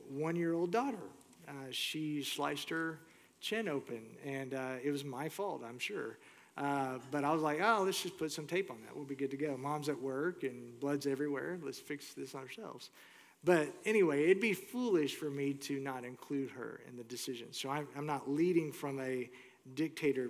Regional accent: Houston, Texas, United States; moved away as an adult; also born or lived in Moore, Oklahoma; I grew up in Houston. That's home base for me

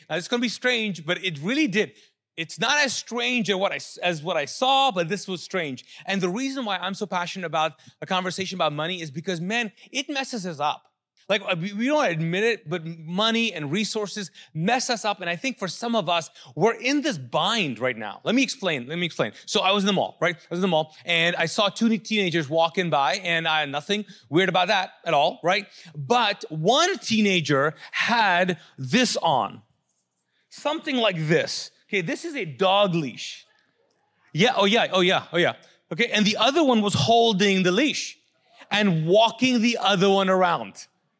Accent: Kuwait; moved away; I came from Kuwait as a refugee and I'd been through a war.

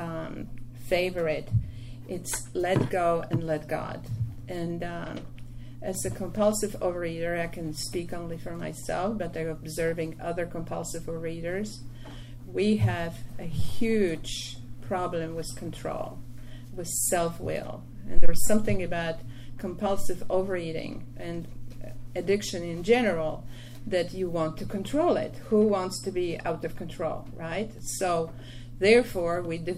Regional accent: Poland; English is a second language; moved away as an adult; now in New York City, United States; I was born in Poland 3 years after World War II

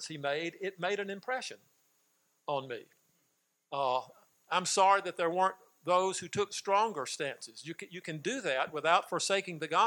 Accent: Mississippi, United States; moved away as an adult; also born or lived in Texas; growing up in Mississippi, 1946 to 1968, when we moved to Texas

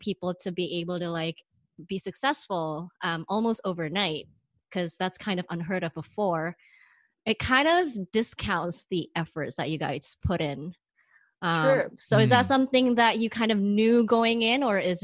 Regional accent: Indonesia; moved away; when I was growing up, I grew up in Indonesia

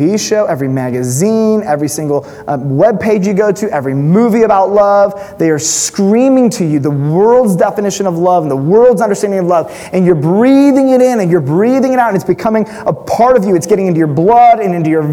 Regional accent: United States; as an American Western Christian

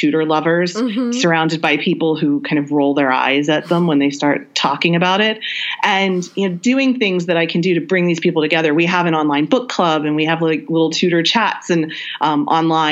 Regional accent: United States; I'm American

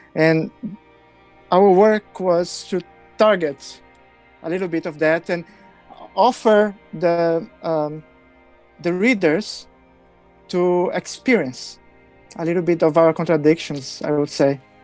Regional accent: Brazil; I come from Brazil

